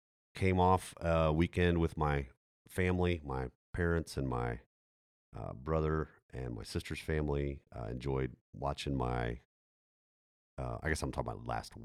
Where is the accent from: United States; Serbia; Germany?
Germany; I grew up, as a lot of our folks know, I grew up in Germany.